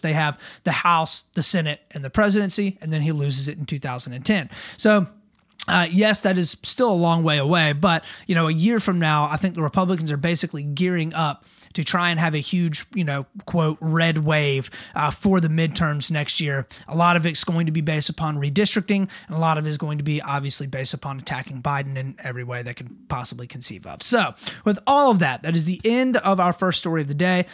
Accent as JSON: {"language": "English", "region": "South Carolina", "country": "United States", "tie": "born or raised there", "said": "my home state of South Carolina"}